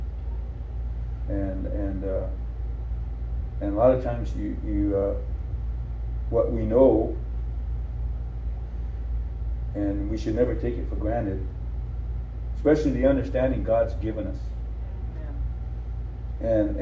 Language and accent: English; Rosebud, South Dakota, United States; I was born in Rosebud, South Dakota